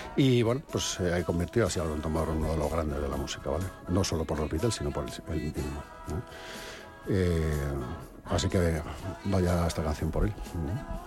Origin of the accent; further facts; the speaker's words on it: Robledo de Chavela, Community of Madrid, Spain; yo soy de Robledo